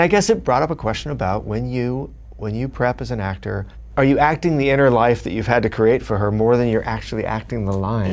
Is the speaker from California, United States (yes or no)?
yes; Los Angeles, California, United States; growing up in Los Angeles, which I did